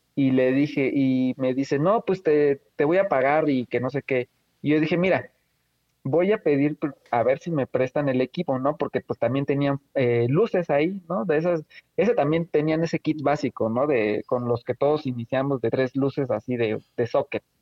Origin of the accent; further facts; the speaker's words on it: Oaxaca, Mexico; Yo soy de Oaxaca, eh, de la ciudad de Oaxaca